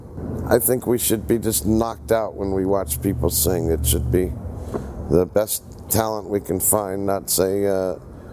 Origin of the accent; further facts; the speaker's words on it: Cleveland, Ohio, United States; also born or lived in Pittsburgh, Pennsylvania; I was raised in Cleveland, Ohio, born in Pittsburgh, Pennsylvania, but raised in the land of Cleves